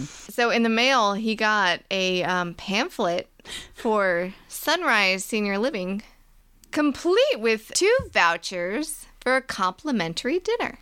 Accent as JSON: {"language": "English", "region": "Virginia", "country": "United States", "said": "Virginia, which is where we're from"}